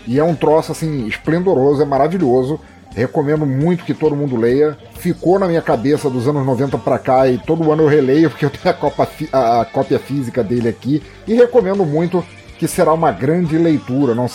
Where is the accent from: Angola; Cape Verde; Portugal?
Angola; born there; eu não sou brasileiro, eu, é, nasci em Angola, mas sou filho de portugueses e tal.